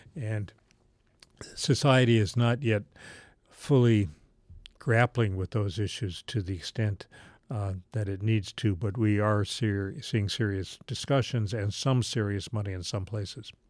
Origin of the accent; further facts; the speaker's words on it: Charleston, West Virginia, United States; I grew up in Charleston, West Virginia